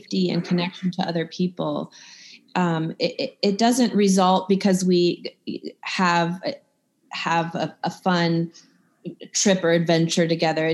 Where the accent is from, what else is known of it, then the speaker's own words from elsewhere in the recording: Midwest, United States; now in Georgia, United States; I'm from the Midwest